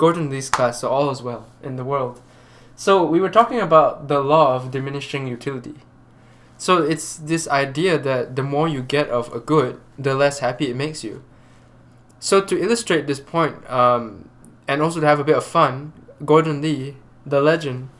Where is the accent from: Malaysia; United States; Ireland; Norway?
Malaysia; I'm Malaysian.